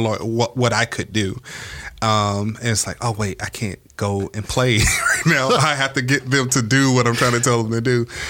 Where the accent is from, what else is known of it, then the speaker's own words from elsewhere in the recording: Georgia, United States; I'm originally from Georgia